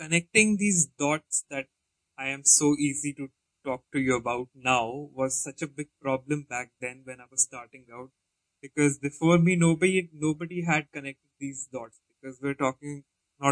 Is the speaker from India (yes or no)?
yes; Jaipur, Rajasthan, India; moved away; also born or lived in Himachal Pradesh; I was born and brought up in a town called Jaipur, so which is like a desert town, and it's in a desert state